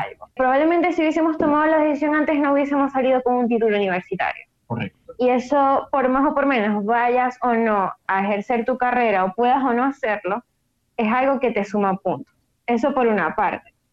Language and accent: Spanish; Maracaibo, Zulia, Venezuela; soy de Maracaibo, Venezuela, maracucha de corazón